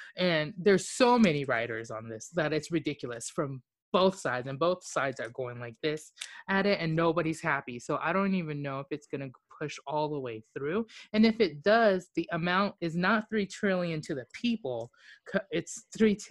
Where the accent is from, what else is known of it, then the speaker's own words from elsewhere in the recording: Japan; moved away; I grew up in Japan